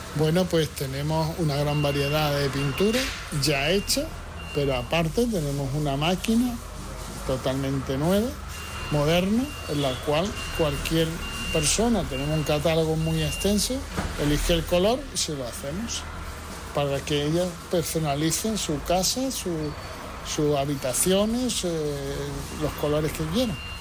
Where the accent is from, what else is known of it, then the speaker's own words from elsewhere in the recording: Ceuta, Spain; somos Ceutí, somos Caballa